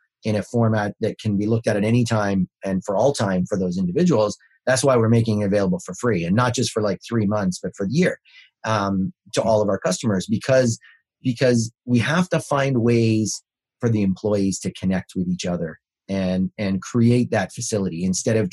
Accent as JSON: {"language": "English", "country": "Canada", "said": "I'm Canadian"}